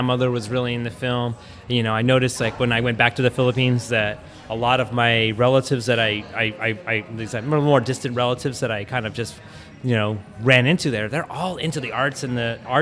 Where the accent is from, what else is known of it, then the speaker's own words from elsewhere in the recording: United States; I'm half Filipino and being born and raised in the States